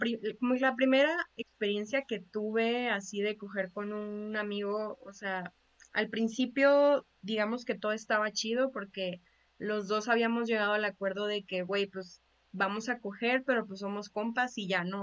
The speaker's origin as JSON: {"language": "Spanish", "region": "Chihuahua", "country": "Mexico", "said": "tú y yo somos de Chihuahua"}